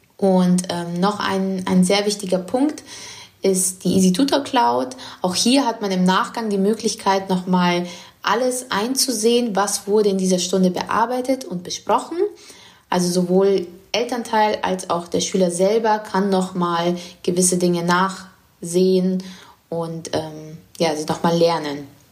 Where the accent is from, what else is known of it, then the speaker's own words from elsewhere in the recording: Munich, Bavaria, Germany; moved away as an adult; now in Bordeaux, France; ich bin in München geboren und ich war dann 21, wo ich weg bin.